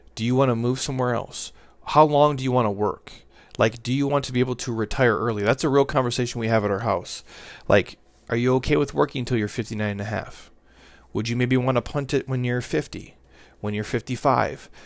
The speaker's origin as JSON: {"language": "English", "region": "Minnesota", "country": "United States", "moved": "yes", "said": "I'm from Minnesota"}